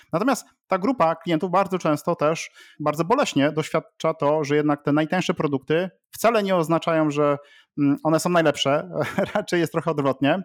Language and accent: Polish; Łódź, Łódź Voivodeship, Poland; jestem z Łodzi